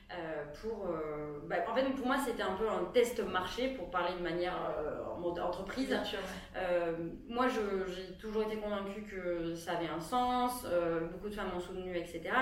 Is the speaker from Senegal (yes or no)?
no; Aveyron, Occitania, France; je viens de l'Aveyron